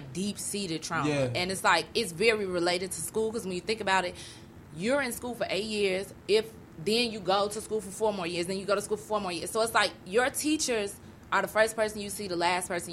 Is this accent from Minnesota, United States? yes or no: no; Chicago, Illinois, United States; Growing up on the East Side, I never left my neighborhood